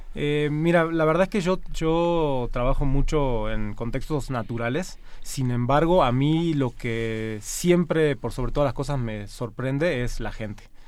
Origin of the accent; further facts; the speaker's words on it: Argentina; now in Mexico; yo de hecho soy de origen argentino, ¿no? Vengo de una cultura latina también